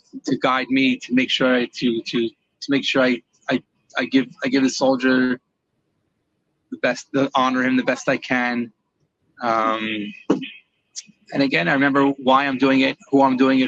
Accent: Morristown, New Jersey, United States; moved away as an adult; now in Israel; I was born in Morristown, New Jersey. I grew up all my childhood and yeshiva

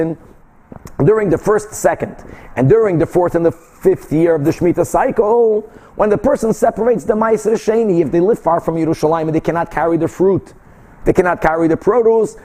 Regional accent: Brazil; moved away; I grew up in Brazil

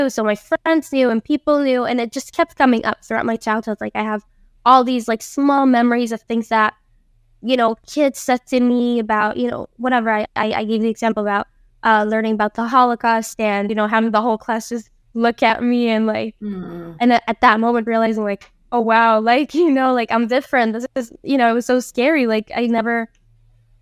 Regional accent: San José, Costa Rica; also born or lived in Tamarindo, Costa Rica; I grew up in San Jose

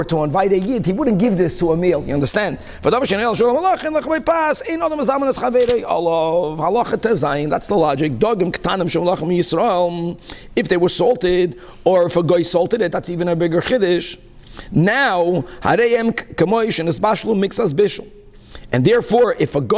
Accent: Brazil; moved away; also born or lived in Hong Kong; when I grew up in Brazil

